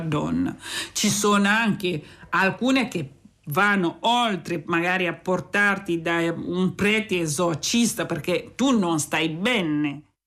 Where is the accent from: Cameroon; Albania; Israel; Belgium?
Cameroon; Centre; Italian is a second language; moved away as an adult; now in Imola, Italy; Vengo dal Camerun e sono in Italia da dieci anni.